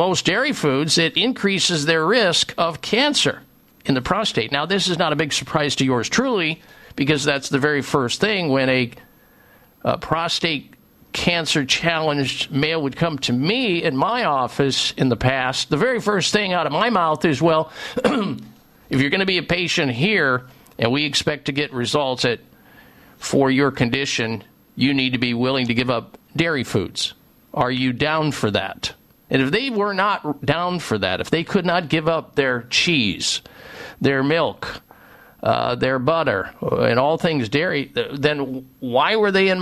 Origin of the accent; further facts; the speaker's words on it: Midwest, United States; I grew up in the Midwest